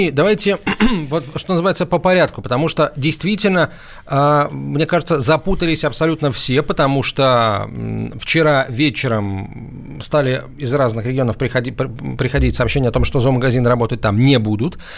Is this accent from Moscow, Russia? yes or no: no; Saint Petersburg, Russia; Здравствуйте, я из Санкт-Петербурга.